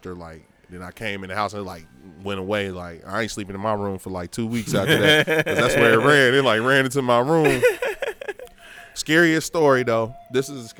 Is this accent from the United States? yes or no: yes; United States; moved away; also born or lived in Westchester; I was from Lincoln Heights